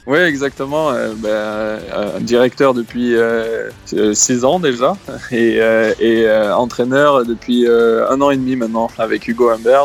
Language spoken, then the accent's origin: French; Bosdarros, Nouvelle-Aquitaine, France; moved away as an adult; also born or lived in Paris; je viens du village de Bois-Bezin et euh, je suis resté euh, à Bois-Bezin jusqu'à mes 20 ans